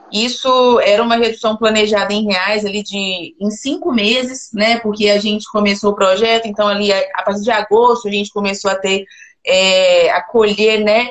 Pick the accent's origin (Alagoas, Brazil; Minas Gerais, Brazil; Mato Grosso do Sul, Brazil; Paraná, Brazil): Minas Gerais, Brazil; Belo Horizonte; moved away as an adult; now in Goiás, Brazil; Sou de BH